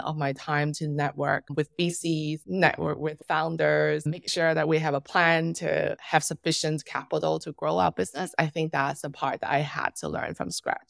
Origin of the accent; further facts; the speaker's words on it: Macau; moved away; also born or lived in Hong Kong; I'm originally from Macau.